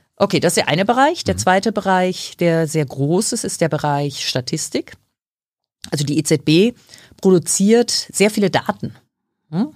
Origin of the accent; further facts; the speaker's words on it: Dortmund, North Rhine-Westphalia, Germany; wurde in ähm, Dortmund geboren. Ja, ich bin da ähm, also aufgewachsen